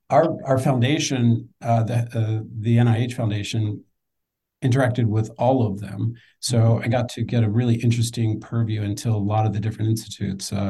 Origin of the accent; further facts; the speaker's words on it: just outside of Philadelphia, Pennsylvania, United States; moved away as an adult; also born or lived in New York City; now in Washington, D.C., United States; I'm an East Coast guy. So I grew up just outside of Philadelphia. Um, lived in, I live in DC now. I spent half my time in New York. Um, I got to DC through school. I went to uh, George Washington University